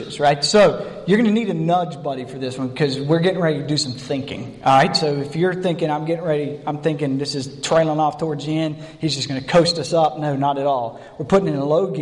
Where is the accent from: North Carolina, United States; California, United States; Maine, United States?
North Carolina, United States; accent: North Carolina; that's my North Carolina Pharaoh.